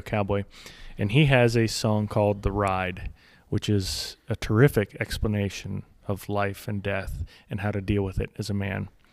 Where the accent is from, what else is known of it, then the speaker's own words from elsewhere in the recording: United States; I'm speaking as an American